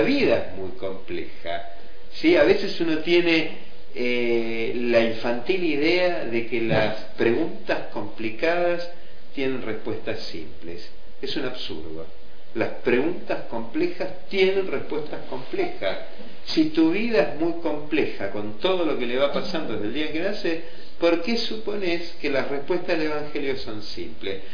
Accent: Argentina; a los argentinos nos atraviesa completamente

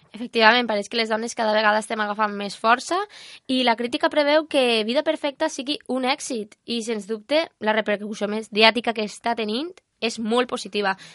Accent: Almussafes, Valencian Community, Spain; compartim el mateix poble, els dos som d'Almusafes

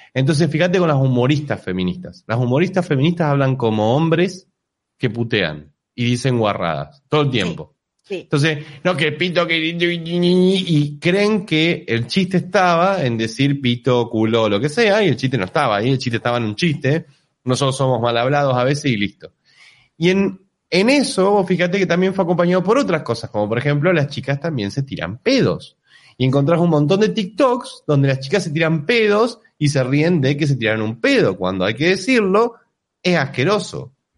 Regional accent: Argentina; Yo claramente soy argentino pobre con menos poder adquisitivo

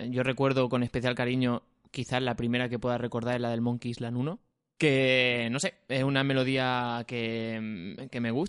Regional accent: Mojácar, Andalusia, Spain; Bueno, yo es que me crié Pero en Mojácar.

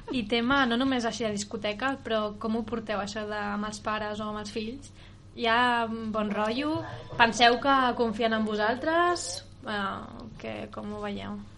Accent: Sant Vicenç, Catalonia, Spain; som de Sant Vicenç

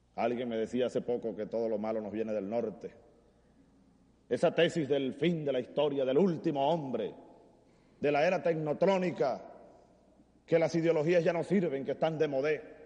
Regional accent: Venezuelan Llanos, Venezuela; en mi tierra, en el llano venezolano

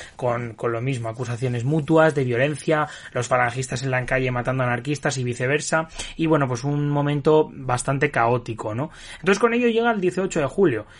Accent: Spain

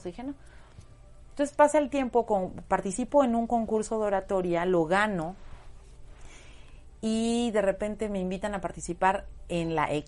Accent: Puebla, Mexico; Y ya sabes, yo en mi, en mi pueblo decía, no, pues un casting, no, en Puebla, uy, no, no, no, esas cosas no

